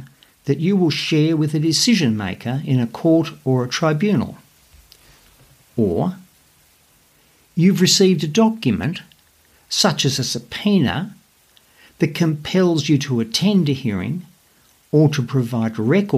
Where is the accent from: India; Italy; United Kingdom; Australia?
Australia; accent: Aussie; my Aussie accent